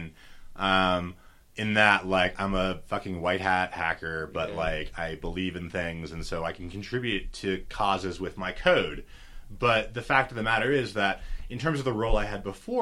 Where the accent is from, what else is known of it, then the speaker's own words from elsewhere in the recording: San Francisco Bay Area, California, United States; I'm from the San Francisco Bay Area